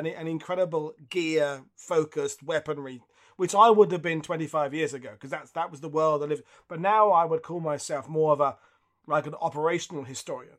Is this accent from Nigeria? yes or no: no; United Kingdom; as a Brit, World War One is, it looms large in who we are